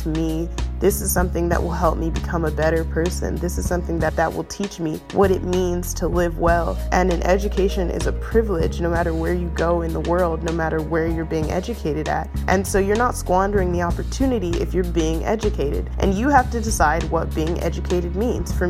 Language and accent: English; Oakland, California, United States; moved away; also born or lived in Atlanta suburbs, Georgia; I grew up in East Oakland